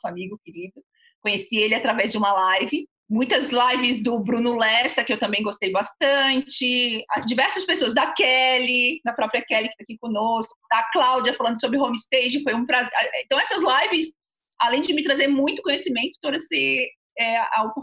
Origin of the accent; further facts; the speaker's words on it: Florianópolis, Santa Catarina, Brazil; sou {S3} aqui de Floripa, né?